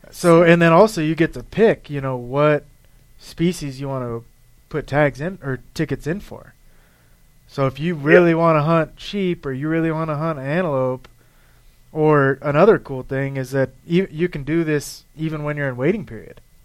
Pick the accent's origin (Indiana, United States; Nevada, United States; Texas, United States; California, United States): Nevada, United States; growing up in Nevada